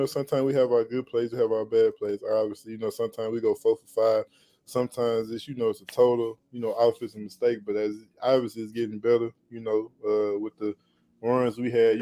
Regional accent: Louisiana, United States; I just closed on like 10 acres right in my hometown with me and my business associates. So we getting ready to do a lot of things there. And my farm, we getting ready to grow orange watermelon and yellow watermelon up in Baker, Louisiana

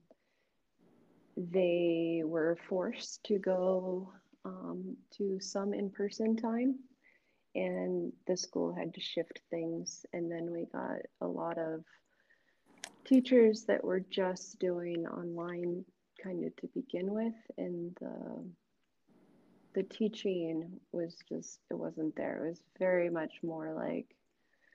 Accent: Cedar Falls, Iowa, United States; now in Des Moines, United States; I grew up in Cedar Falls

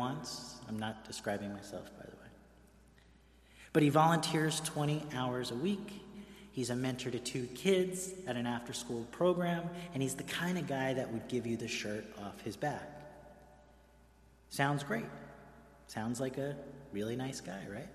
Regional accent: New York City, New York, United States; moved away as an adult; now in Greenwich, United States; I grew up in Queens

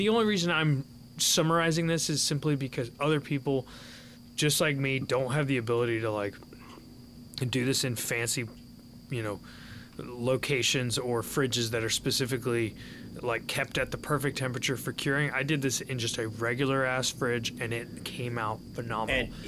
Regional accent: Midwest, United States; I didn't think I'd ever hunt in Florida because I'm from Midwest

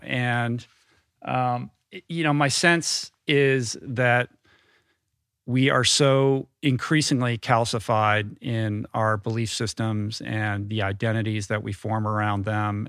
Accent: Washington, District of Columbia, United States; also born or lived in Grosse Pointe, Michigan; We moved to Washington, D C when I was like seven or eight

